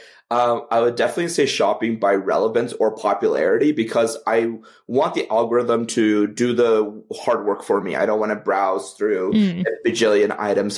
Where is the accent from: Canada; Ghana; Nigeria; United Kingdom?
Canada; I'm Canadian